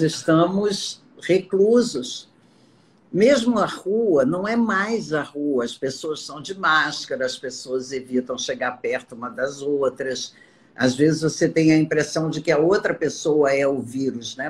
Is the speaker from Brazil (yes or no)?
yes; Amazon, Acre, Brazil; moved away; Lá no Acre, por exemplo, eu sou da Amazônia